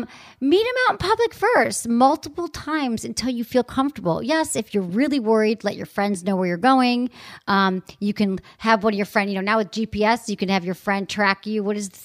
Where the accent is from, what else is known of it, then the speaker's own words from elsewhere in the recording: Michigan, United States; accent: Michigan; So my Michigan accent comes out.